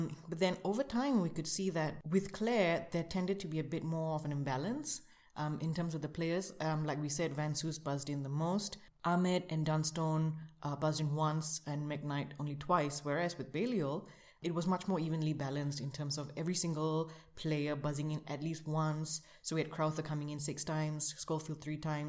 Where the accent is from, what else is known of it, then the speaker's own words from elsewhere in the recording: Singapore; as a Singaporean